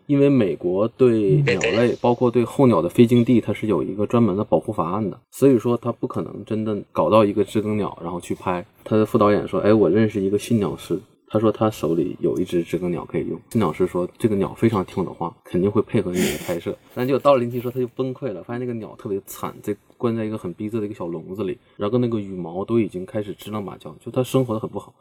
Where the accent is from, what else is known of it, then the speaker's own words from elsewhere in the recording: Changchun, Jilin, China; 我是长春人